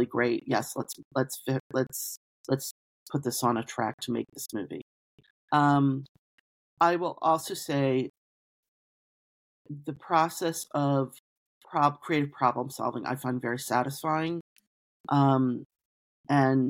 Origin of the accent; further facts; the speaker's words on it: Baltimore, Maryland, United States; moved away as an adult; also born or lived in Philadelphia; I'm born and raised in Baltimore, went to college in Philadelphia.